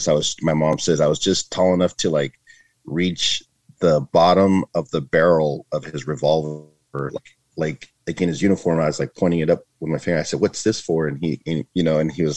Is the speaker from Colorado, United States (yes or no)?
no; Dixon, California, United States; moved away as an adult; now in Arizona, United States; I grew up in a small town called Dixon, California